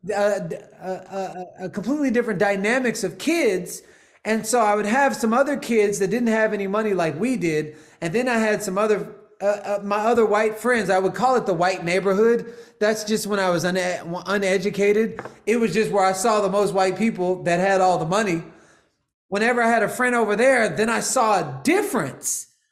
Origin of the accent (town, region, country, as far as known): Houston, Texas, United States; also born or lived in Los Angeles, United States; now in Austin, United States